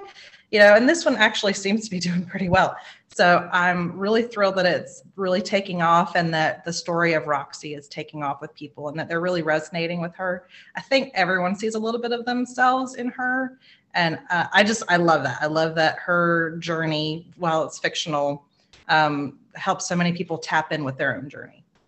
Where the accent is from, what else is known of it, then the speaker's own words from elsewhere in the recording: South Carolina, United States; I'm a Southerner. I am um, in South Carolina. My family has been in South Carolina since 1640